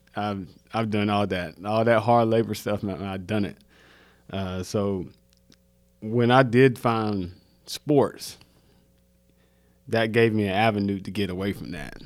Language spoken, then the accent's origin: English; Mount Olive, North Carolina, United States; moved away as an adult; also born or lived in Salisbury, North Carolina; now in Charlotte, United States; I'm either going to the military to get out of Mount Olive